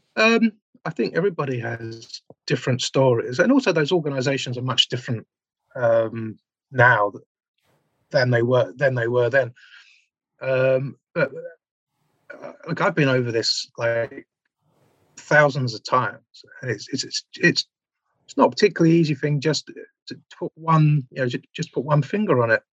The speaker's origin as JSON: {"language": "English", "region": "London", "country": "United Kingdom", "tie": "born or raised there", "said": "I grew up in Southeast London"}